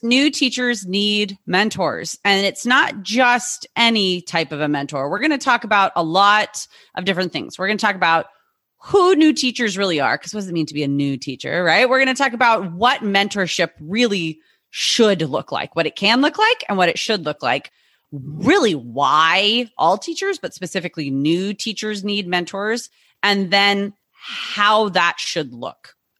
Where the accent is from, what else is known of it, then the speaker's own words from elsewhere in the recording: California, United States; I'm from California